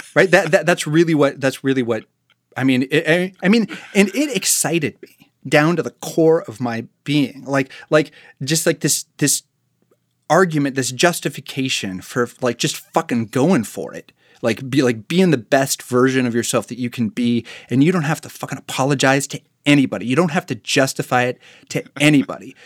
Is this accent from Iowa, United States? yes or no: yes; Marshalltown, Iowa, United States; moved away; my entire childhood, my dad was the chief of police in my hometown.